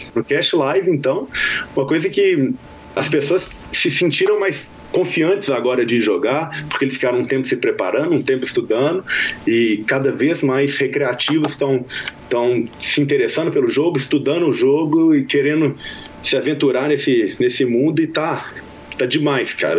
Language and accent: Portuguese; Minas Gerais, Brazil; now in Las Vegas, United States; Eu sou mineiro